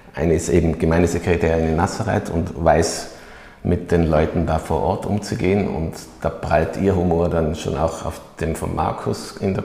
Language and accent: German; Oberland, Tyrol, Austria; wenn man aufgewachsen ist im Oberland